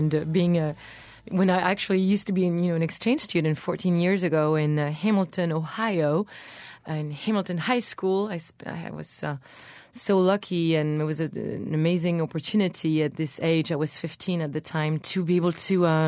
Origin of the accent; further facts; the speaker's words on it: Brittany, France; I was born in Brittany, which is the Celtic territory in France.